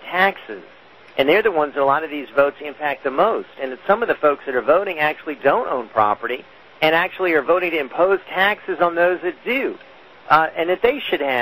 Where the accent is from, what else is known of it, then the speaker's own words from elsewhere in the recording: Louisiana, United States; I'm from Louisiana